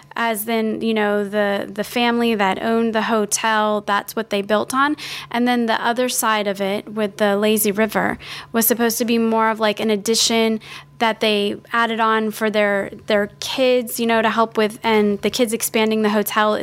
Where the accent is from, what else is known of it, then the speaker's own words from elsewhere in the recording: South Florida, United States; also born or lived in Miami Springs, Florida; I grew up in South Florida